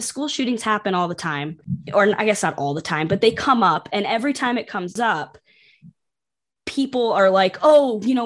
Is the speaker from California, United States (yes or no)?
no; Buffalo, New York, United States; which I grew up right there along with you